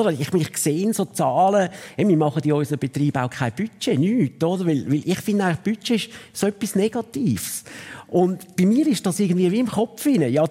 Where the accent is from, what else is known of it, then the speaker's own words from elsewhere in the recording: Zurich, Switzerland; weil als Zürcher in Luzern die Lehre machen, bist du natürlich ein Zützi.